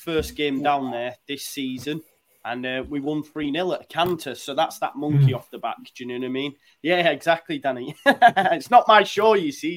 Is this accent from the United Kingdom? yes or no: yes; Halifax, Yorkshire and the Humber, United Kingdom; moved away as an adult; also born or lived in Middlesbrough; now in North East England, United Kingdom; I'm originally from Halifax, West Yorkshire, but I moved up to the northeast about 10 years ago